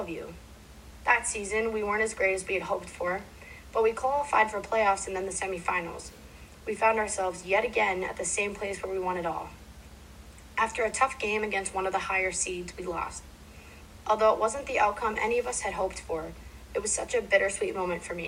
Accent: Dedham, Massachusetts, United States; I played every season of the year for multiple teams near my hometown of Dedham

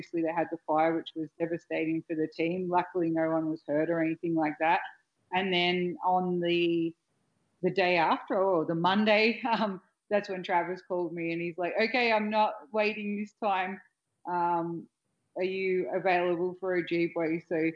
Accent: Australia; accent: Australian; My Australian accent and my tone is obviously different to other female voices you might hear.

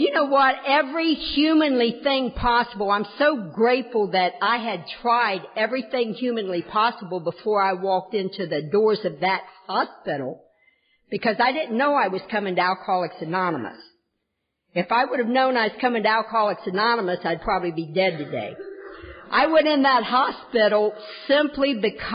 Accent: the South, United States; moved away; also born or lived in Kentucky / Tennessee / Ohio; I am from the South in Kentucky, Tennessee, Southern Ohio

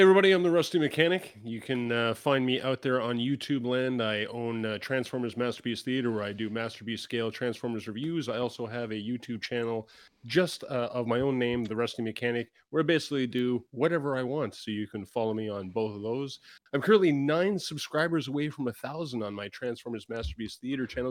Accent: Canada; As a Canadian

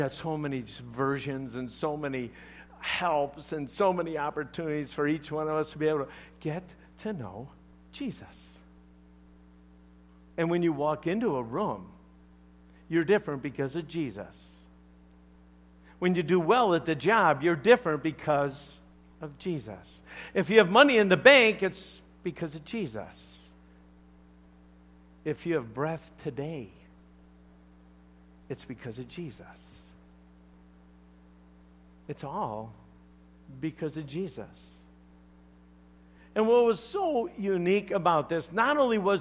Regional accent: Chicago, Illinois, United States; I'm from Chicago, all right? We talk differently.

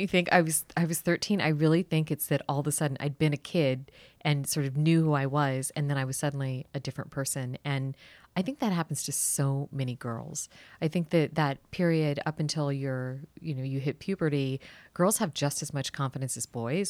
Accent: Washington, District of Columbia, United States; I actually grew up here in D C

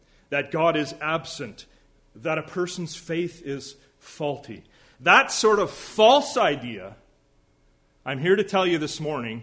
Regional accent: Alberta, Canada; I'm from Alberta

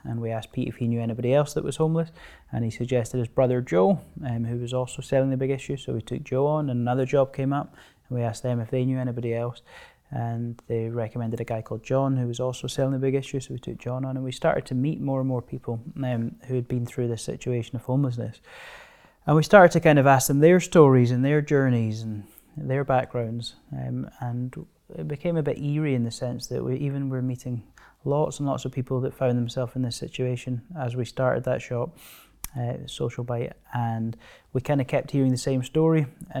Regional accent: Stirling, Scotland, United Kingdom; I grew up just near Stirling, close to Blair Drummond Safari Park.

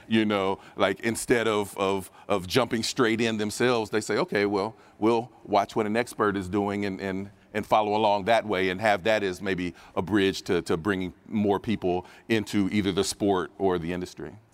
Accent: Dayton, Ohio, United States; I'm from Dayton, Ohio

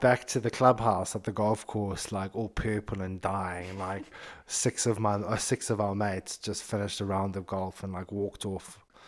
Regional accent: Zimbabwe; moved away; growing up in Zimbabwe

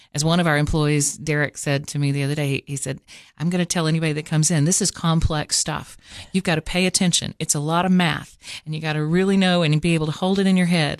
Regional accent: Cookeville, Tennessee, United States; also born or lived in Washington, D.C. / Los Angeles; I was born in Cookville and raised mostly here. I went to five different high schools and moved around

